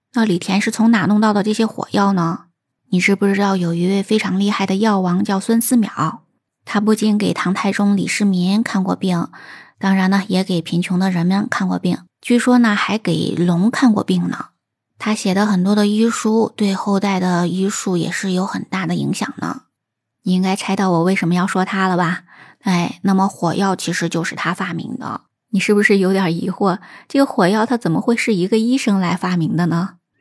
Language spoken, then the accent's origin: Chinese; China; also born or lived in Shaanxi; 过年放炮对我们中国人来讲是非常重要的一项传统的习俗